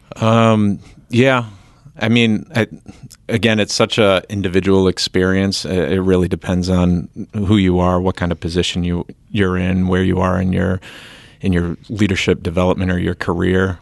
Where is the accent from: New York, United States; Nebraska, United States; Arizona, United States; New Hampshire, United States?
New Hampshire, United States; we come from New Hampshire